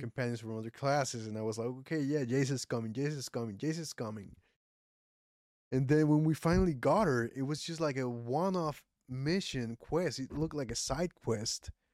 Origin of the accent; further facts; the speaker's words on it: Puerto Rico; first language Spanish; English is a second language; I'm from Puerto Rico